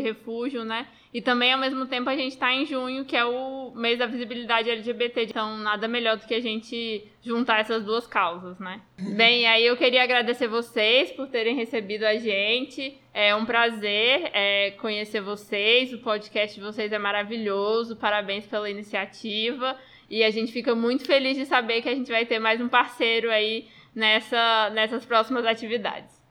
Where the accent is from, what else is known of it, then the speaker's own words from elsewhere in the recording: Brazil; also born or lived in Roraima; somos nós brasileiros